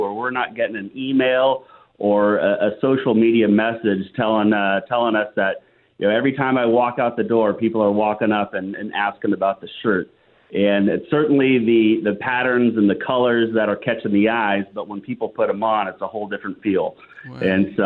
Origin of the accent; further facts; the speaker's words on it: Yorba Linda, California, United States; Orange County, Yorba Linda, to be exact